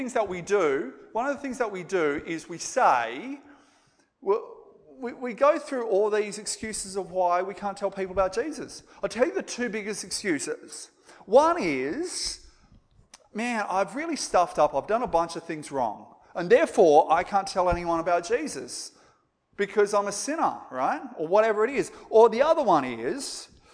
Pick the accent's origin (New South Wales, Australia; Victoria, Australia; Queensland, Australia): New South Wales, Australia; Moree; accent: bogan; they would have had like this really bogan accent like I've got because I come from Moree